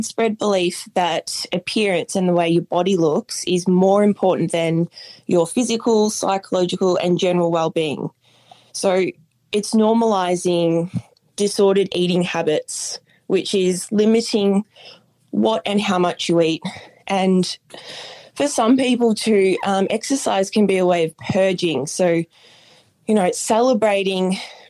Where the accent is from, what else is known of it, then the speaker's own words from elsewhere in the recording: Bendigo, Victoria, Australia; now in Los Angeles, United States; I'm from Bendigo, which is about an hour and a half from Melbourne. But at the moment, I actually live